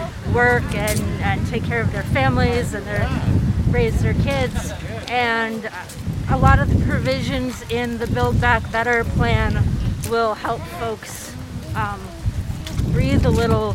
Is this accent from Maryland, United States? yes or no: no; Winslow, Maine, United States; I am from Winslow, Maine.